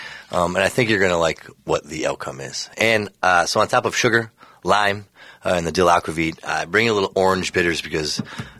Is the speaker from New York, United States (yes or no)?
no; Minnesota, United States; But being the fact that we're from Minnesota